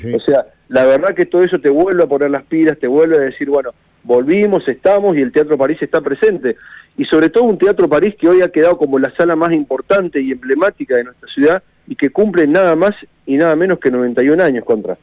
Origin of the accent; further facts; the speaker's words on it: Argentina; nuestro país